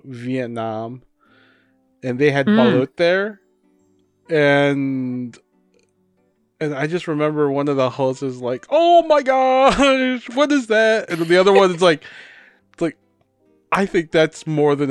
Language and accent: English; Davao City, Davao Region, Philippines; moved away; we have the durian capital of the world, which I came from. Davao City